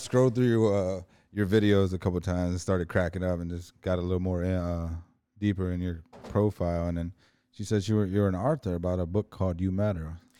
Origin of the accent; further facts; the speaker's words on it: Toledo, Ohio, United States; moved away; also born or lived in Berlin, Germany / Florida; I grew up in Toledo, Ohio.